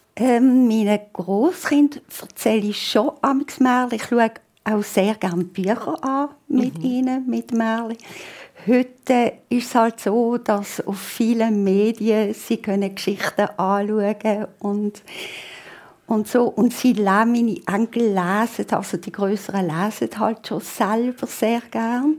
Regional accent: Basel, Basel-Stadt, Switzerland; accent: Basel German; ich bin halt hier aufgewachsen in Basel

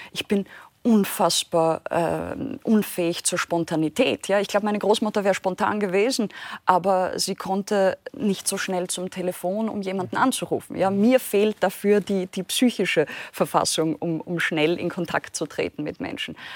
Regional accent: Austria; angedichtet, ja, als, als Österreicherin.

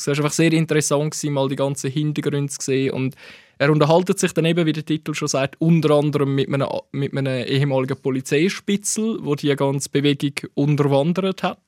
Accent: Gold Coast, Zurich, Switzerland; Ich bin wirklich im Ghetto von der Goldküste aufgewachsen

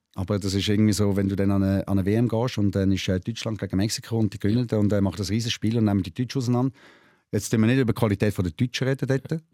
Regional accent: Switzerland; bei uns in der Schweiz

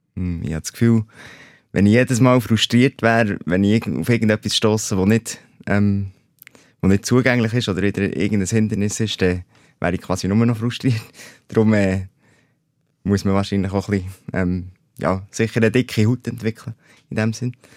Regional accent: Oberburg, Bern, Switzerland; dann habe ich dann in die öffentliche Schule gewechselt in Oberburg, wo ich aufgewachsen bin

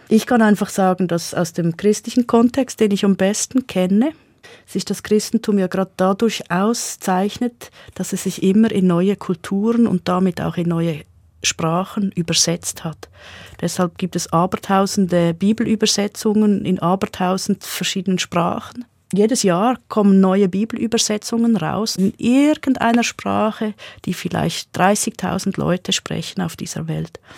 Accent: Basel-Landschaft, Switzerland; accent: Baselbieterdeutsch; Also mein Dialekt ist Baselbieterdeutsch. Ich bin selbstverständlich über die Schule Hochdeutsch sozialisiert worden.

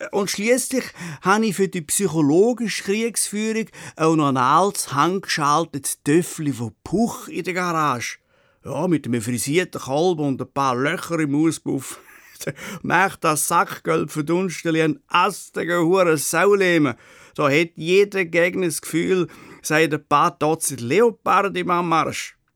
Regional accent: Switzerland; bis anhin sind wir Schweizer ja regelmäßig vom Ausland kritisiert worden

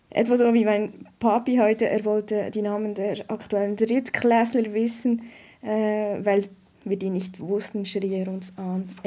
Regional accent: Bern, Switzerland; Wir sind auf dem Land aufgewachsen, in einem kleinen Ort, im Emmental. Und äh, meine Eltern hatten ein, ein Bauernhaus, aber sie waren nicht mehr landwirtschaftlich tätig.

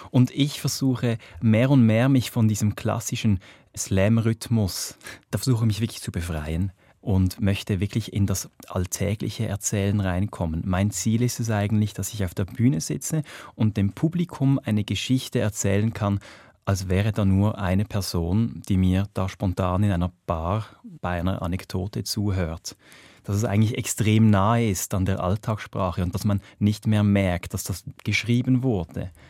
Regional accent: Reigoldswil, Basel-Landschaft, Switzerland; Ich bin in Reigoldswil aufgewachsen, im Dorf, im Baselbiet, im Feufeliebertal, hinten, ganz hinten, dort, wo es die, die schöne Gondelbahn gibt.

